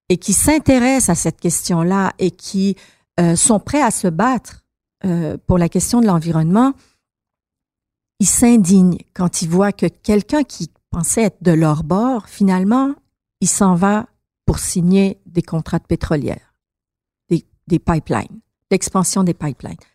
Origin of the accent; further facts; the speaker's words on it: Iran; now in Montreal, Canada; Moi, moi, je suis une Montréalaise, je suis une Québécoise, je suis une bon une Iranienne avant là, mais Montréalaise et Québécoise.